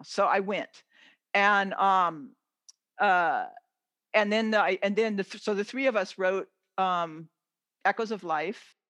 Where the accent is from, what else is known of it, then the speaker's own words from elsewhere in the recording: California, United States; I come from California